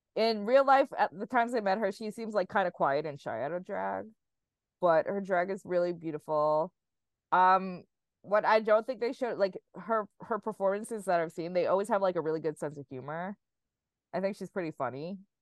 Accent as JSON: {"language": "English", "town": "New York City", "region": "New York", "country": "United States", "tie": "born or raised there", "said": "there's very very few drag queens from Staten Island. That is my hometown."}